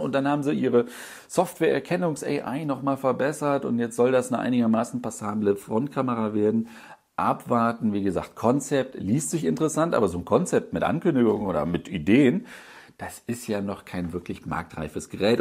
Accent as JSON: {"language": "German", "town": "Düsseldorf", "region": "North Rhine-Westphalia", "country": "Germany", "said": "ich als Düsseldorfer"}